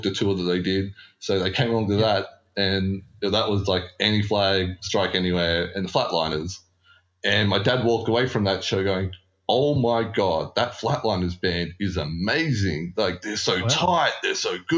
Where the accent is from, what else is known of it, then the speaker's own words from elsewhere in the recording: Campbelltown, New South Wales, Australia; also born or lived in Lakemba; I grew up in Campbelltown, so I swear a lot. My parents swore, like, it's part of growing up in Southwest Sydney